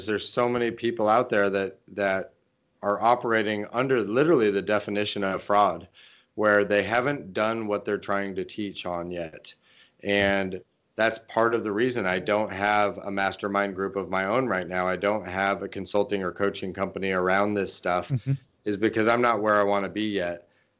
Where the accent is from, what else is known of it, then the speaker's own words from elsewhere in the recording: Portland, Oregon, United States; I think it's going to be in my hometown area of Portland, mm-hmm. Oregon.